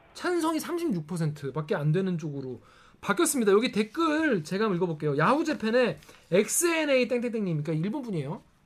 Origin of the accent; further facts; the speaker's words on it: South Korea; 저는 한국 사람이니까